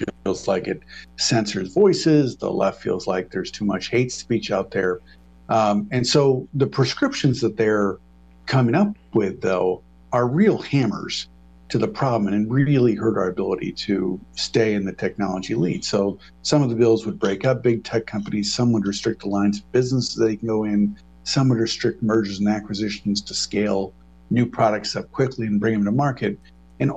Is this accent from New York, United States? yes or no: no; Michigan, United States; I'm from Michigan